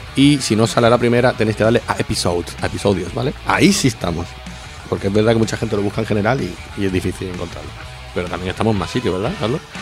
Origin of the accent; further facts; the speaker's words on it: Andalusia, Spain; accent: Andalusian; yo aparte soy español, pero soy de Andalucía, soy andaluz, que tenemos nuestro acento